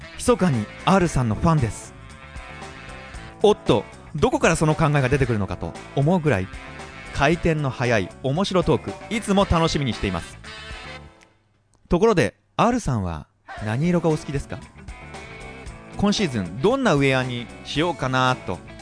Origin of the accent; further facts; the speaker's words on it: Tokyo, Japan; 東京生まれの東京育ち